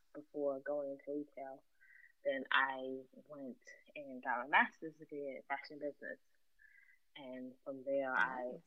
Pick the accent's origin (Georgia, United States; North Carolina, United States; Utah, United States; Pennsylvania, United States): Pennsylvania, United States; Philadelphia; born or raised there